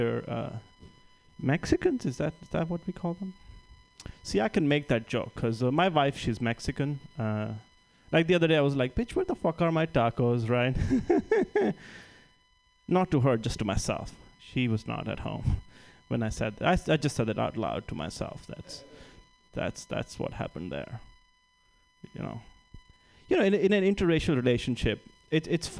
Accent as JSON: {"language": "English", "country": "India", "tie": "born or raised there", "moved": "as an adult", "lives_now": "United States", "said": "growing up in India"}